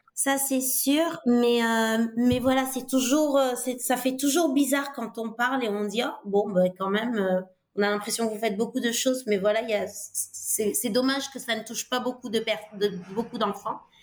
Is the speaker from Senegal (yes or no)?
yes; Dakar, Senegal; moved away as an adult; also born or lived in Italy / England / Côte d'Ivoire / Colombia; j'ai grandi au Sénégal jusqu'à mes 18 ans. J'ai, j'ai suivi euh, ma scolarité à, à, Dakar.